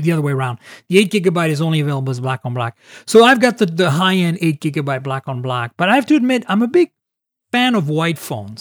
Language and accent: English; Canada; moved away; also born or lived in Europe; I grew up in Canada and in Europe